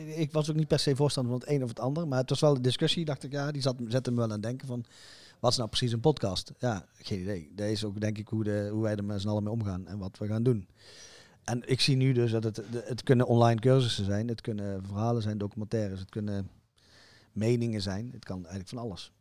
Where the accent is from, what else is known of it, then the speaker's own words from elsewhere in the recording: Zeeland, Netherlands; ik kom uit Zeeland